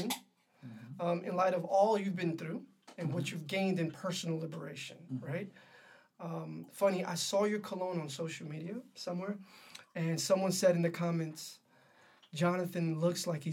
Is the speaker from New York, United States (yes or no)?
yes; New York City, New York, United States; I grew up in Harlem